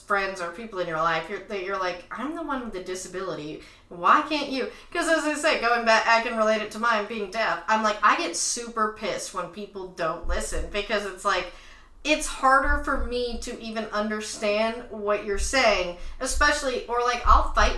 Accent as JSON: {"language": "English", "town": "Tyler", "region": "Texas", "country": "United States", "moved": "as an adult", "lives_now": "Los Angeles, United States", "said": "Tyler, Texas, where I'm from"}